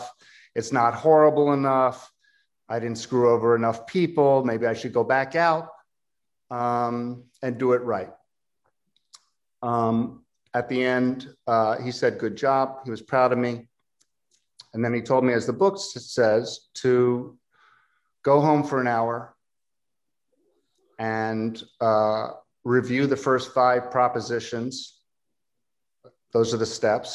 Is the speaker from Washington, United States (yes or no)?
no; Philadelphia, Pennsylvania, United States; I'm from Philadelphia